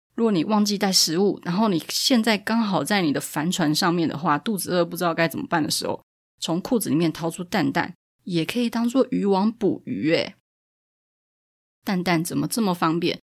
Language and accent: Chinese; Taipei, Taiwan; 像我自己本身是台北人，但是我住在木柵